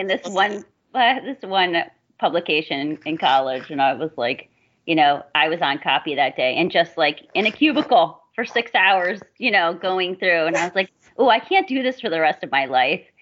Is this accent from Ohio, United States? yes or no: no; Southern Florida, United States; I'm from Florida. I grew up in Southern Florida